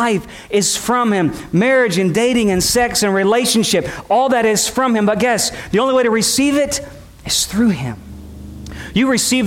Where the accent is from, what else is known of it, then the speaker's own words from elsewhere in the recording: United States; as a American Christians